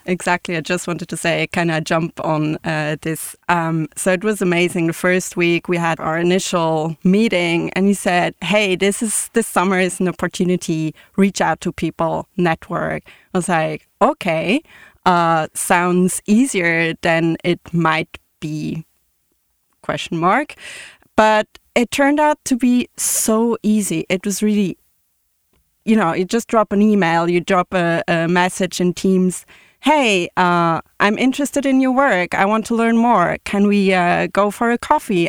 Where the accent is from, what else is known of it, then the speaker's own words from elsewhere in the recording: Switzerland; also born or lived in Zurich; I'm from Switzerland. I live in Zurich